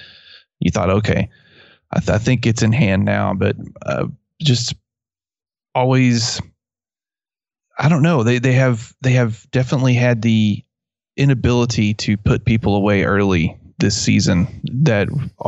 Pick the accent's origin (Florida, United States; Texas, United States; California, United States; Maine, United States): Texas, United States; West; accent: West Texas; my West Texas accent pronounces them the exact same way.